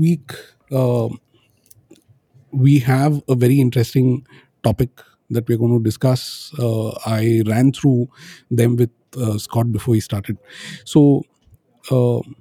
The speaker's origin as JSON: {"language": "English", "town": "Pune", "region": "Maharashtra", "country": "India", "tie": "born or raised there", "moved": "yes", "lives_now": "Bangalore, India", "said": "I'm in my hometown in a place called Pune"}